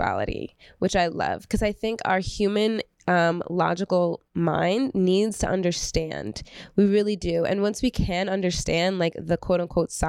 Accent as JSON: {"language": "English", "town": "Belleville", "region": "New Jersey", "country": "United States", "tie": "born or raised there", "said": "I grew up in Belleville"}